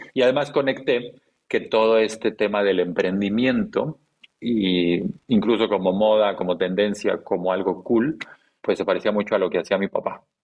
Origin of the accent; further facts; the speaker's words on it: Chiapas, Mexico; nací y crecí en el sur de México